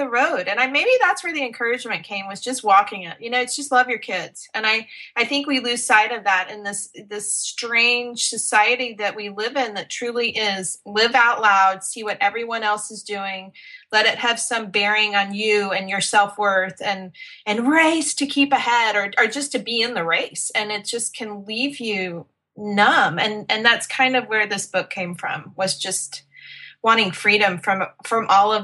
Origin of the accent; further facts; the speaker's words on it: West Texas, United States; now in Dallas, United States; I am born and raised Texan. I'm a West Texas girl